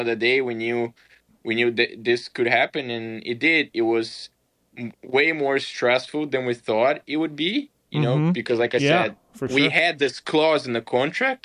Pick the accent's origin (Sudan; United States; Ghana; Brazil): Brazil; moved away; growing up in Brazil